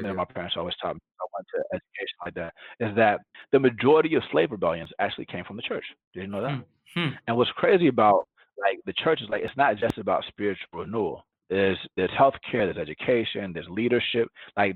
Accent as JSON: {"language": "English", "town": "Atlanta", "region": "Georgia", "country": "United States", "tie": "born or raised there", "first_language": "Spanish", "second_language": "English", "moved": "yes", "said": "growing up in Atlanta, Georgia, I'm black"}